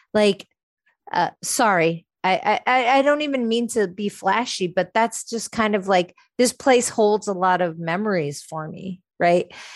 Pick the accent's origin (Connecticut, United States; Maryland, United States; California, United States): California, United States; San Francisco; born or raised there; moved away